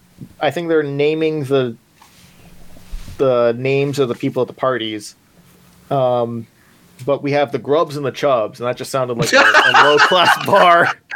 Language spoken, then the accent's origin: English; United States; Maybe I'm just too used to the 4th of July as an American